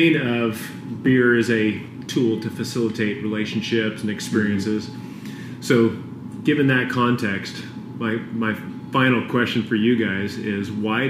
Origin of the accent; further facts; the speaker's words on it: West Coast, United States; Hey, I told you guys I'm from the West Coast, right?